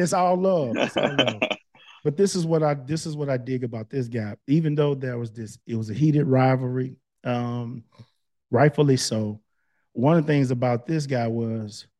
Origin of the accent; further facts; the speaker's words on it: Palestine, Texas, United States; moved away; we're both from Palestine